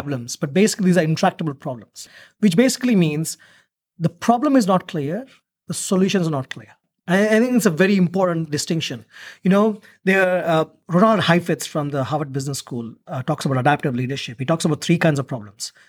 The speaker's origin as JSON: {"language": "English", "country": "India", "moved": "yes", "lives_now": "Australia", "said": "I'm originally from India, but I'm, I was representing Australia in India"}